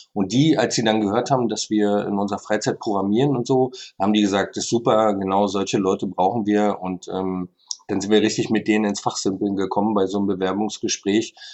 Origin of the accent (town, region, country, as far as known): Berlin, Germany